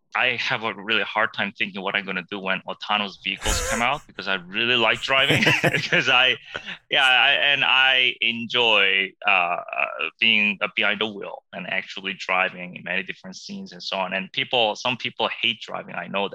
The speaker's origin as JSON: {"language": "English", "country": "South Korea", "tie": "born there", "said": "No, I was born in Korea, but I came to the U.S. for a year. I think it was a little bit more than a year, and went to junior high and went back to Korea. I went to college over there."}